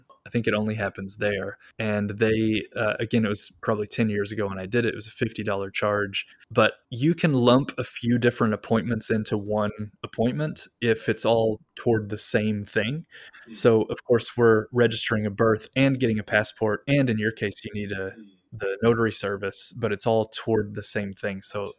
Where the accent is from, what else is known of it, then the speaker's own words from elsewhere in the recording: Kentucky, United States; moved away as an adult; now in Japan; I was born in Kentucky.